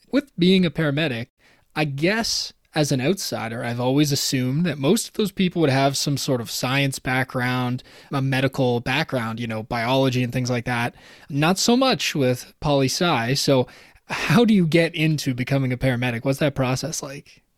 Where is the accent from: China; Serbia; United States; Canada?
Canada; Toronto, Ontario; I was from Toronto, raised in Toronto